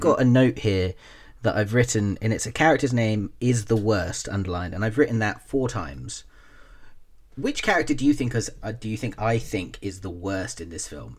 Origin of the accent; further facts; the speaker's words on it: Taunton, South West England, United Kingdom; the town where I grew up in Taunton, we had the Somerset College of Arts and Technology